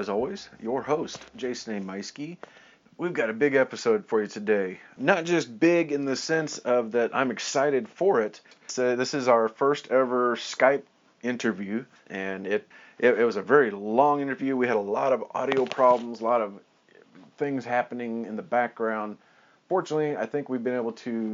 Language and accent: English; Kansas City, United States; down here to my hometown